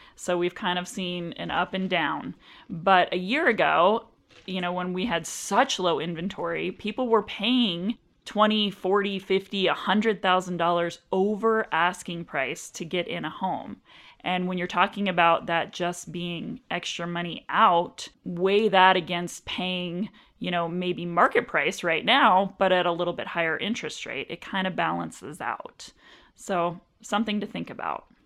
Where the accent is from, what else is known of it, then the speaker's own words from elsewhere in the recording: Anchorage, Alaska, United States; moved away as an adult; also born or lived in Washington State; now in Arizona, United States; I was born and raised in Anchorage, Alaska